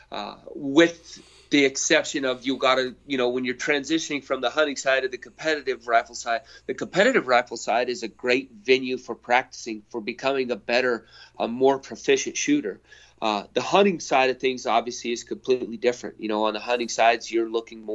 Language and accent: English; White Mountains of Arizona, United States; I grew up in the White Mountains of Arizona, some of the best elk hunting in the world